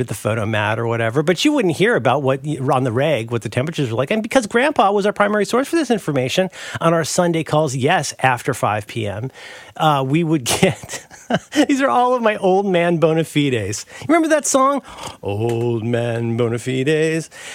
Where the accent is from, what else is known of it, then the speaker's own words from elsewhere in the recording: Ohio, United States; also born or lived in Florida; now in San Francisco, United States; growing up in Ohio